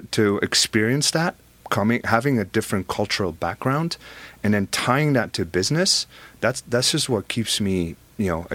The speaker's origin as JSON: {"language": "English", "country": "Belgium", "moved": "yes", "lives_now": "United States", "said": "I have an accent, right? I'm originally from Belgium"}